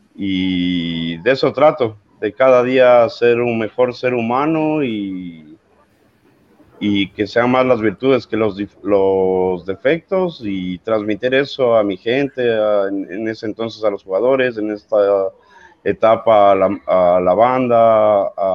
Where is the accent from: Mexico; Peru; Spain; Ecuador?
Ecuador; now in Argentina; soy ecuatoriano